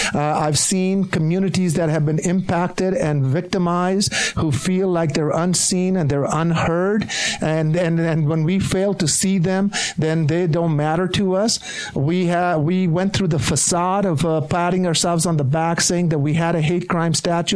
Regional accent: Kearns, Utah, United States; I grew up in Kearns

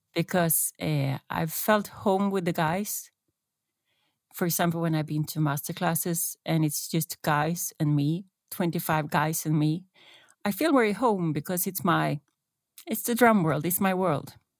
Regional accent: Stockholm, Stockholm County, Sweden; moved away as an adult; now in Norway; I still love Stockholm, my hometown, but it seems it's meant to be that I live here

